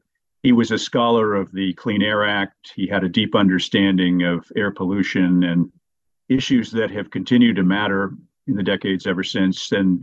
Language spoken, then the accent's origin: English; Portsmouth, New Hampshire, United States; moved away as an adult; also born or lived in Connecticut; now in West Coast, United States; I grew up in the state of New Hampshire, which is where I was born and went. I'm a 1970 graduate of Portsmouth Senior High School.